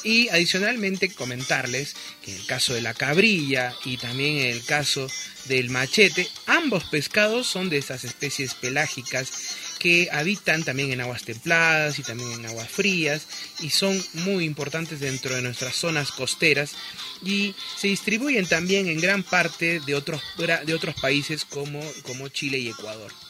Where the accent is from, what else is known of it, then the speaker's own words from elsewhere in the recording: Peru; somos peruanos